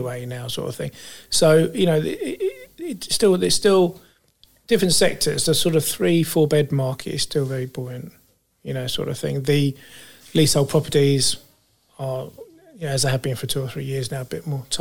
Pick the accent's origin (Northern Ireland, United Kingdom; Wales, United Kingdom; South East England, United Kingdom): South East England, United Kingdom; Fleet; I come from Fleet and grew up in Fleet from young age